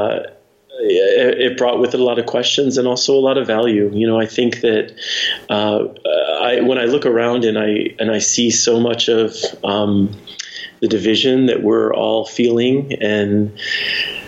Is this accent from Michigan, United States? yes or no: yes; Detroit, Michigan, United States; I grew up in the Detroit suburbs. So, suburban Detroit